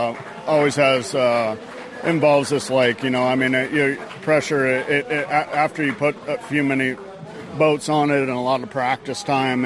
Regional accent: Arizona, United States; I'm from Arizona, so yeah. I mean, I'm born and raised here.

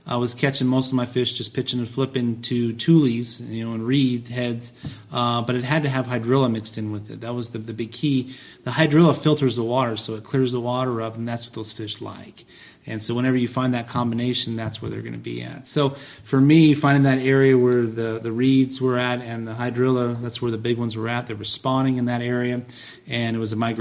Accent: San Diego, California, United States; growing up in San Diego

